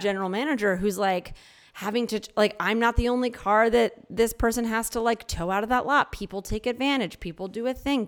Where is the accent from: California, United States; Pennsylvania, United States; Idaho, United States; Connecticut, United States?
Pennsylvania, United States; Philadelphia; moved away; also born or lived in New Mexico; I grew up in Philadelphia and then I'm, I've lived a lot of places, but when I lived in New Mexico